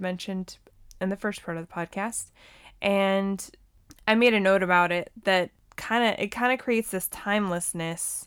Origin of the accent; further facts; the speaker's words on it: Montana, United States; I grew up in Montana